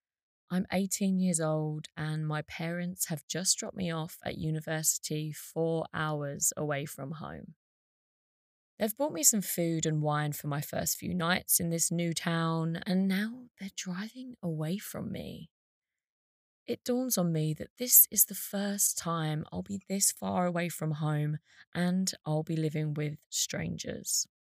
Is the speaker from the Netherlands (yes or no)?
no; Essex, East of England, United Kingdom; moved away; I was from Essex